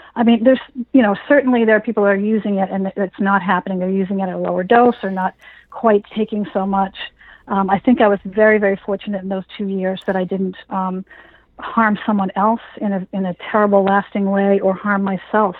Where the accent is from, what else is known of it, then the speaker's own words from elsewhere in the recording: Massachusetts, United States; here in Massachusetts